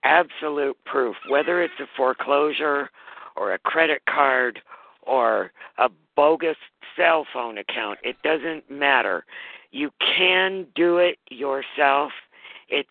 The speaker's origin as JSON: {"language": "English", "region": "Montana", "country": "United States", "tie": "born or raised there", "said": "my home state, Montana"}